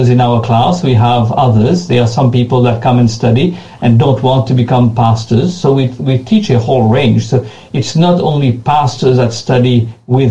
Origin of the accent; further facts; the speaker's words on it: Mauritius; accent: French; moved away as an adult; also born or lived in Ghana; When I was a young man, 19 years old, I left my home country, which is Mauritius